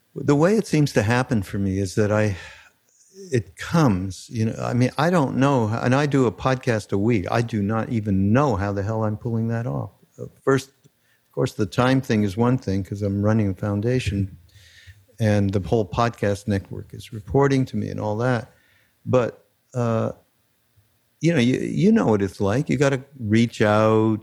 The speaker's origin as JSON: {"language": "English", "town": "Montreal", "region": "Quebec", "country": "Canada", "tie": "born or raised there", "moved": "yes", "said": "I am from Canada. Being from Montreal, it's a little different."}